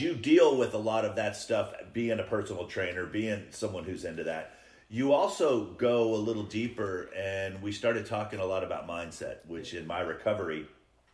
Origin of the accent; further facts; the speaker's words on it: California, United States; now in Nashville, United States; I'm from California.